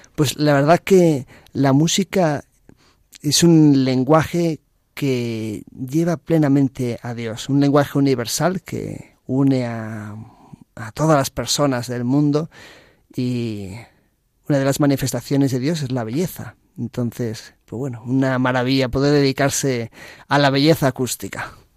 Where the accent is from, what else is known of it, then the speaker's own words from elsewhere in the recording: A Coruña, Galicia, Spain; moved away as an adult; now in Madrid, Spain; yo nací en Coruña ahí en la ciudad que da mar Atlántico abierto. Y en septiembre de 2008 me vine a Madrid a estudiar